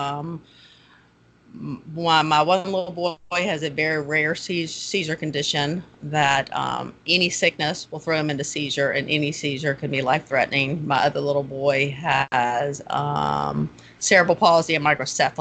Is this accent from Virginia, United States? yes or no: yes; Newport News, Virginia, United States; moved away as an adult; now in Jacksonville, United States; I am from Newport News, Virginia, born and raised, moved to Jacksonville about 16 years ago.